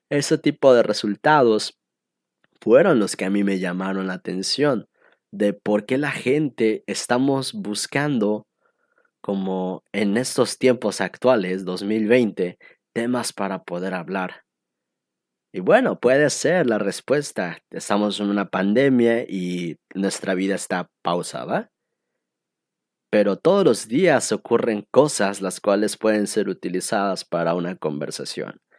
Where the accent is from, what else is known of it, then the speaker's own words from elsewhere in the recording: Cancún, Quintana Roo, Mexico; also born or lived in Estado de México / Costa Rica; Yo nací en el Estado de México y cuando era más chiquito nos mudamos a la ciudad de Cancún, donde es actualmente resido aquí en este bello turístico lugar paradisiaco del Caribe mexicano.